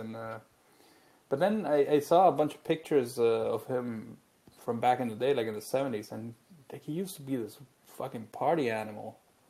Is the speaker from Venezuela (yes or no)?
yes; Venezuela; I was born in Venezuela and I grew up there.